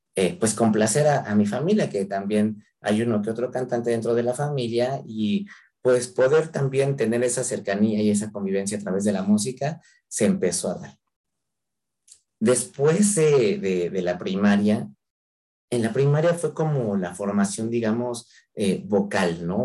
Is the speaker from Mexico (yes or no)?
yes; Mexico